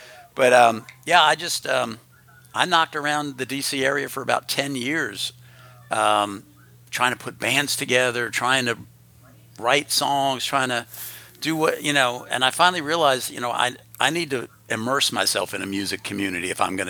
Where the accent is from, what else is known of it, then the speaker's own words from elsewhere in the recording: Riverdale, Maryland, United States; moved away as an adult; also born or lived in Yonkers, New York; now in Nashville, United States; I was born in New York in Yonkers, but I grew up in a small town outside of Washington, D.C. in Maryland